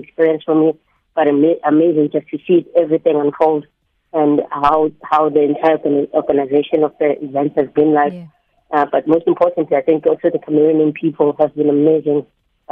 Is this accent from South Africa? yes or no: yes; South Africa; I'm South African. My roots are there